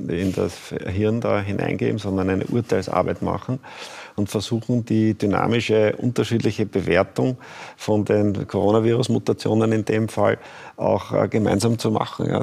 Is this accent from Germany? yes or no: no; Austria